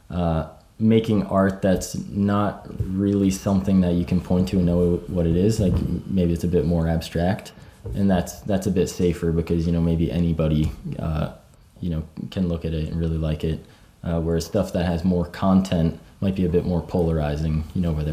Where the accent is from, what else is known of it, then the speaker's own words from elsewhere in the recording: East Coast, United States; I mean, growing up on the East Coast